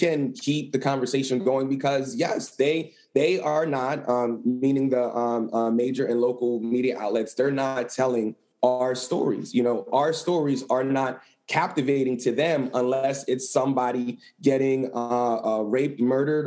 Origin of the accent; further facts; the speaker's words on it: Lancaster, Pennsylvania, United States; moved away as an adult; also born or lived in Philadelphia, Pennsylvania; back to my hometown in Lancaster